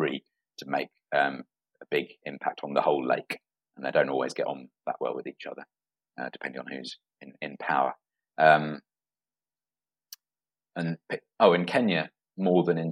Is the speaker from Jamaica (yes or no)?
no; England, United Kingdom; the town I was born in England